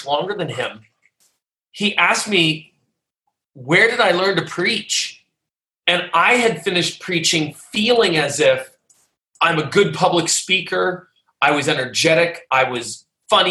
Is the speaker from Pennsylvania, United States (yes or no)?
yes; Pittsburgh, Pennsylvania, United States; I grew up in Pittsburgh, Pennsylvania, or near there